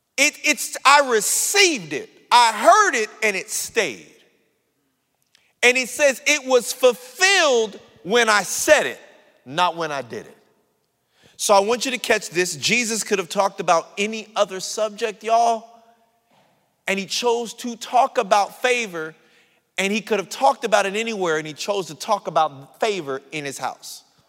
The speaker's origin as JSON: {"language": "English", "town": "San Bernardino", "region": "California", "country": "United States", "said": "I'm from San Bernardino"}